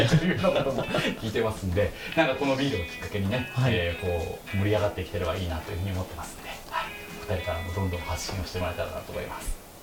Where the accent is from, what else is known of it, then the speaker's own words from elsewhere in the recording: Osaka, Japan; 大阪出身なんです